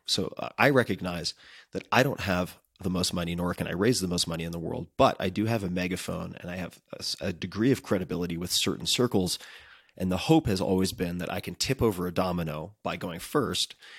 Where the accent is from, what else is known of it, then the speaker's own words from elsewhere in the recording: Long Island, New York, United States; I'm from Long Island